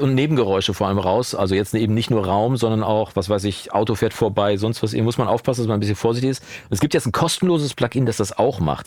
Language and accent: German; Coesfeld, North Rhine-Westphalia, Germany; also born or lived in Wolbeck, Münster; now in Münster, Germany; keine 500 Meter von da, wo ich aufgewachsen bin